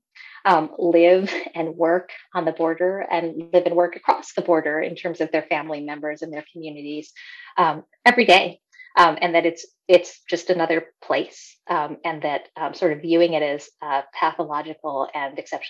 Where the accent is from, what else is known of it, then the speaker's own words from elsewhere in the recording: El Paso, Texas, United States; moved away as an adult; I grew up in El Paso in the 70s and 80s